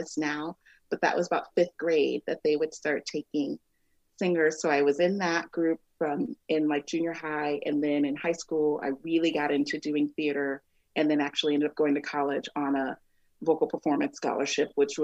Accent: Omaha, Nebraska, United States; also born or lived in Texas; while I was born in Omaha, we moved to Texas from like the time that I was like maybe 6 months till about seven when my parents got divorced, and we moved back here

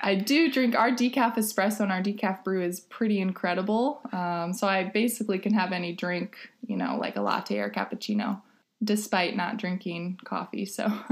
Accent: Los Angeles, California, United States; moved away as an adult; now in Ithaca, United States; I am originally from Los Angeles, California, and I moved to Ithaca in 2010

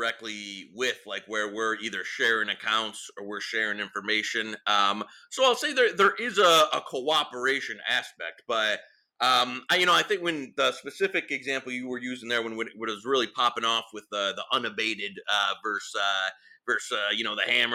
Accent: Detroit, Michigan, United States; I'm from Detroit

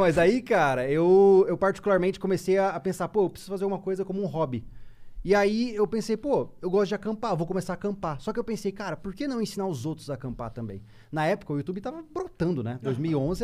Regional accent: Campo Grande, Mato Grosso do Sul, Brazil; now in Florianópolis, Brazil; eu não sou de Floripa, sou de Mato Grosso do Sul, lá da região do Pantanal, né? Campo Grande.

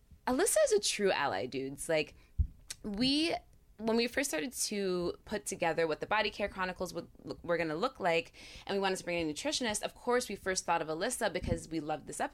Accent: Narrowsburg, New York, United States; moved away; I grew up in the Catskills

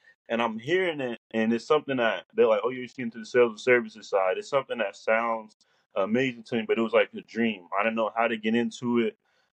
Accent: Kansas City, Missouri, United States; born there; also born or lived in Fort Lauderdale / Tampa / Chicago / Atlanta; now in Helena, United States; I was born in Kansas City, Missouri. I live in Fort Lauderdale, Tampa, Chicago, Atlanta. Now I'm in Helena, Alabama.

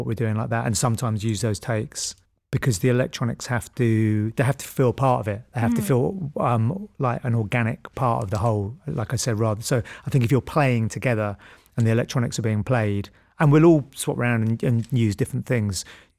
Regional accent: Bristol, South West England, United Kingdom; I'm not American and you know, I'm from Bristol

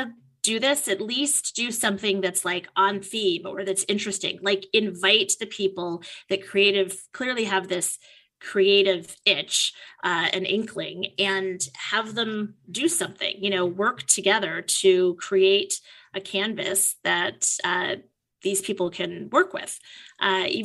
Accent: East Coast, United States; moved away; I'm from the East Coast originally

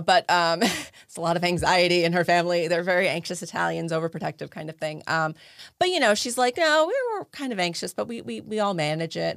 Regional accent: New Jersey, United States; growing up in New Jersey, I had a lot of Jewish friends

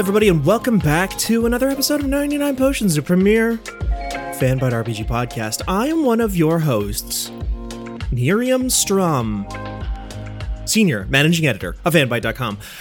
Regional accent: North Dakota, United States; I've never moved out of, um, North Dakota p, per, in any kind of permanent fashion

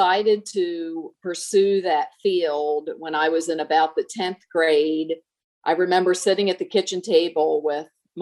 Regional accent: northeastern Maryland, United States; moved away; I grew up on a farm in northeastern Maryland, right on the Pennsylvania border and 10 miles from Delaware, so right up in the corner of Maryland

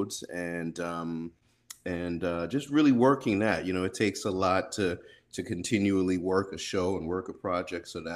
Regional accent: Long Island, New York, United States; also born or lived in Brooklyn, New York; born in Brooklyn and grew up in Long Island, New York

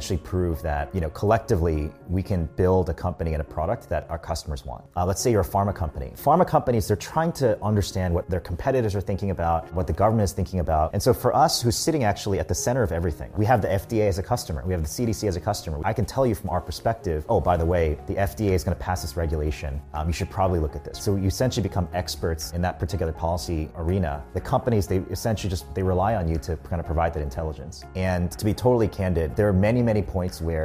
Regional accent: United States; I grew up in the US

